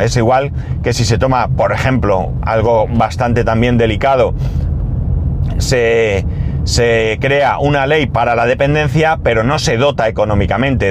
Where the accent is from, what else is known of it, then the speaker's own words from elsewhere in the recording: Spain; como ciudadano español que paga sus impuestos